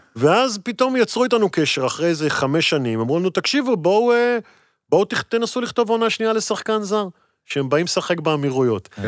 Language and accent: Hebrew; Netanya, Central District, Israel; moved away as an adult; now in Tel Aviv, Israel; בתור ילד גדלתי בנתניה